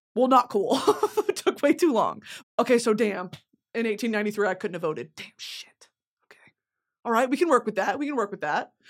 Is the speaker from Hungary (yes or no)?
no; the South, United States; I was born as a, a, a liberal Southern woman in nineteen ninety-seven